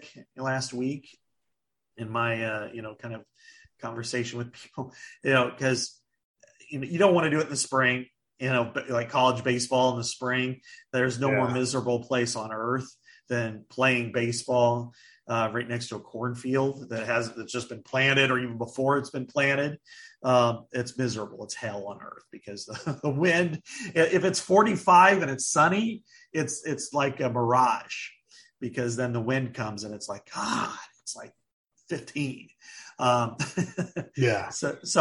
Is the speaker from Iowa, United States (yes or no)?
yes; Burlington, Iowa, United States; my hometown Burlington Bees